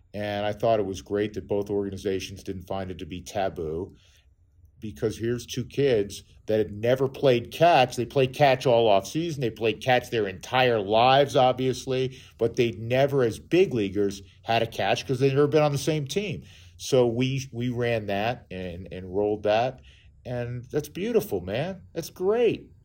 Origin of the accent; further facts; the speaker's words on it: New York, United States; moved away; I grew up in New York, and, and I would go to Shea Stadium